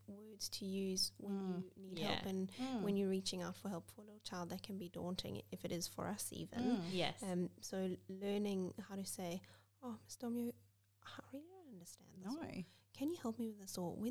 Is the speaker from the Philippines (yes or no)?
no; South Africa; now in Australia; a little bit different from South Africa, different accent.